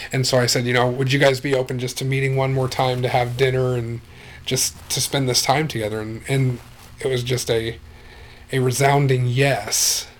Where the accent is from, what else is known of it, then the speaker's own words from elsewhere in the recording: Wichita, Kansas, United States; now in Hastings, United States; I grew up in Wichita, Kansas